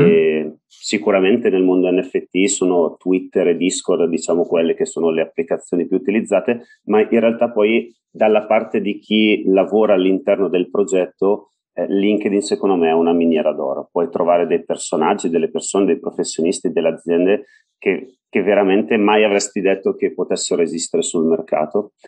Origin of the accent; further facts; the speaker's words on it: Bergamo, Lombardy, Italy; Io sono di Bergamo, sono di Bergamo.